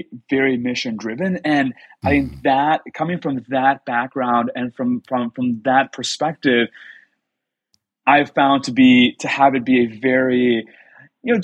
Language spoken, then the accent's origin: English; Texas, United States; moved away as an adult; also born or lived in Mexico / Boston / Washington, D.C. / Silicon Valley; now in San Francisco, United States; I'm from Texas originally, grew up in Mexico, spent some years in Mexico when I was growing up